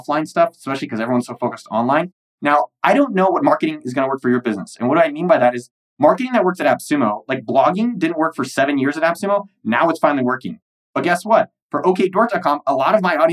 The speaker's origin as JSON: {"language": "English", "country": "United States", "said": "I'm an American"}